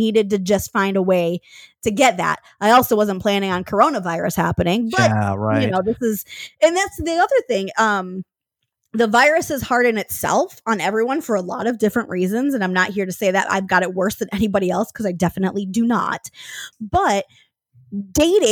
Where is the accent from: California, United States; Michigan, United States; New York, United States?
Michigan, United States; moved away as an adult; also born or lived in Seattle; which is what brought me out to that city in 2011 from my hometown in Michigan